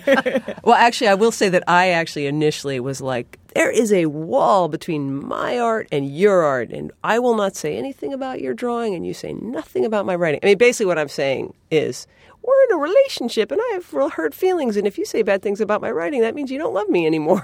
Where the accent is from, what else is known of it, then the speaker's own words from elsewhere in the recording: New England, United States; I'm from New England